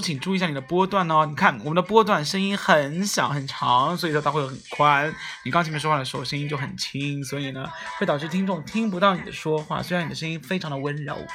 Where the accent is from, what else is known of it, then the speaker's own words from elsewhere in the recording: southern China, China; 你作为一个南方人